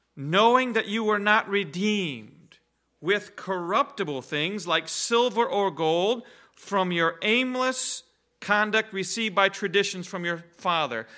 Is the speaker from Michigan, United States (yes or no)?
yes; Reed City, Michigan, United States; We, we grew up in the Reed City Church with Jack and Ray Seeth there